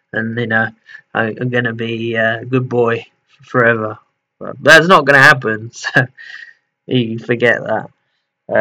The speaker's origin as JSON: {"language": "English", "region": "England", "country": "United Kingdom", "also_born_or_lived": "Portugal", "moved": "yes", "said": "I'm English, I lived in Portugal a lot of my life"}